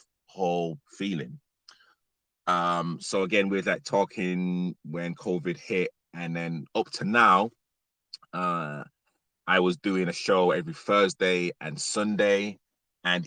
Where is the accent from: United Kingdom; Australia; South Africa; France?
United Kingdom; Leeds, Yorkshire and the Humber; moved away as an adult; now in London, United Kingdom; Leeds is literally my hometown. I literally love Leeds. I'm a northerner.